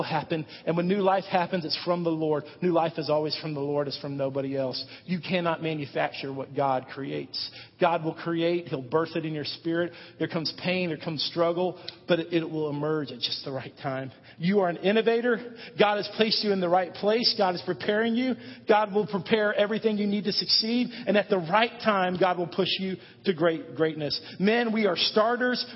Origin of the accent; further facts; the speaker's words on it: United States; We are Americans. We are American men.